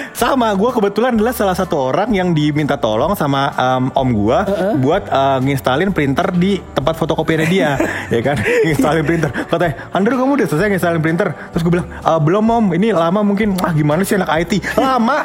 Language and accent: Indonesian; Betawi, Jakarta, Indonesia; gua adalah orang Betawi